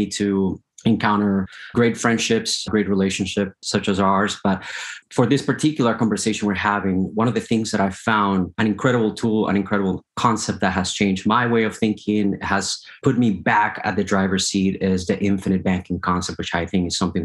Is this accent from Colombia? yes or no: yes; Colombia; moved away as an adult; now in United States; I was born in Colombia in South America. 2006, I got the opportunity to immigrate to the United States.